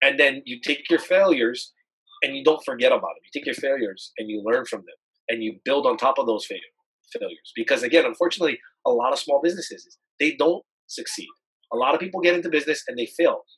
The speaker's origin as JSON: {"language": "English", "region": "Hawaii", "country": "United States", "tie": "born or raised there", "also_born_or_lived": "Belmont, California", "moved": "as an adult", "lives_now": "Dublin, California, United States", "said": "I'm actually born and raised in Hawaii."}